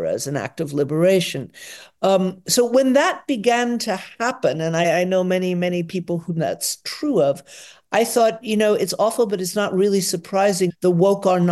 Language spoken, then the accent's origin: English; Atlanta, Georgia, United States; now in Potsdam, Germany; I was born in Atlanta, Georgia in 1955